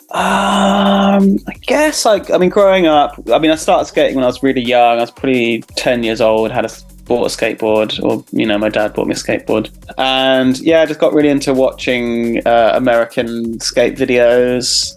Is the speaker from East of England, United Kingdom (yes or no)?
yes; Cambridge, East of England, United Kingdom; I grew up in Cambridge